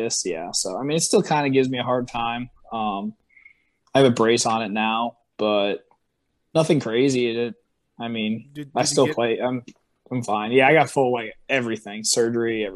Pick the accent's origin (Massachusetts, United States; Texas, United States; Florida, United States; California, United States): Massachusetts, United States; moved away; I'm from Massachusetts